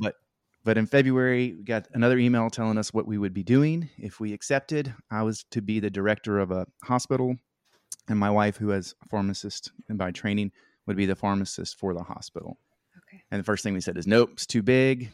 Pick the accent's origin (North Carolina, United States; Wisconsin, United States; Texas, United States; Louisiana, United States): Louisiana, United States; Shreveport; moved away as an adult; also born or lived in Mozambique; now in North Little Rock, United States; we're kind of from the North Louisiana area, Shreveport, Mansfield area